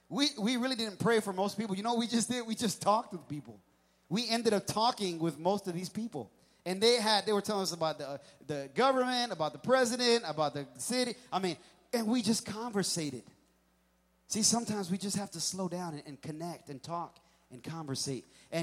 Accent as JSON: {"language": "English", "town": "New York City", "region": "New York", "country": "United States", "tie": "born there", "also_born_or_lived": "New Jersey / Pennsylvania", "said": "Pennsylvania, I was born in New York City, lived in New Jersey for a little bit, lived in Pennsylvania, and things move so fast."}